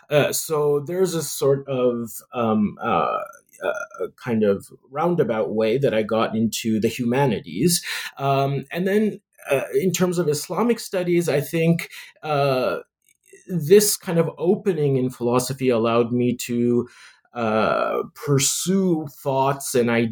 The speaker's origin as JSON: {"language": "English", "country": "Canada", "tie": "born or raised there", "said": "It has a lot to do with being a Muslim in the West, in growing up in Canada, a Muslim minority."}